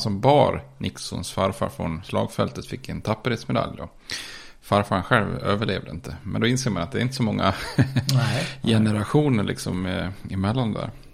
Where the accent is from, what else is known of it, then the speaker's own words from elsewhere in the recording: Ludvika, Dalarna County, Sweden; vi är från eh, Ludvika